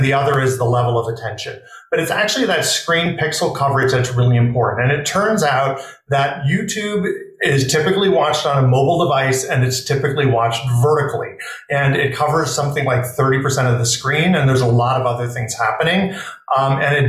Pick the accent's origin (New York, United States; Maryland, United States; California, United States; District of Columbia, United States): New York, United States; New York City; I grew up in New York City in Manhattan